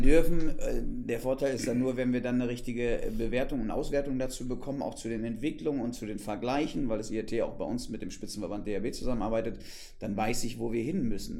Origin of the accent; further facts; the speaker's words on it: West Germany, Germany; now in Potsdam, Germany; seitdem ich hier bin im Osten, als Wessi